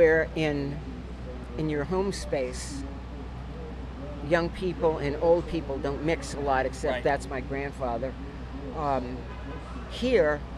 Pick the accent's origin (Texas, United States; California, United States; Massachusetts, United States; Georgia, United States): Georgia, United States; Atlanta; moved away; also born or lived in Florida; I'm from Atlanta, which is a big city, and 40 years of living in Florida